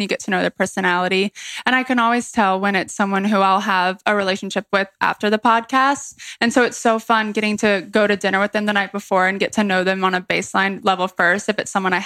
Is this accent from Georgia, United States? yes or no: yes; Atlanta, Georgia, United States; moved away as an adult; also born or lived in Columbia, South Carolina; now in Charleston, United States; I grew up in Atlanta, Georgia, in the city